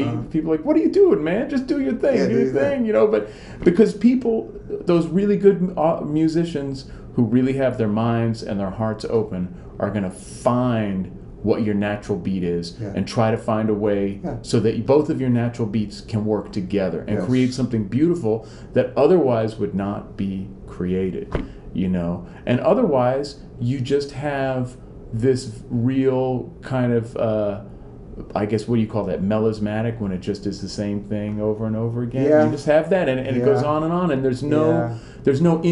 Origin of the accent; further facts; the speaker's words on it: Bay Area, California, United States; I'm from the Bay Area.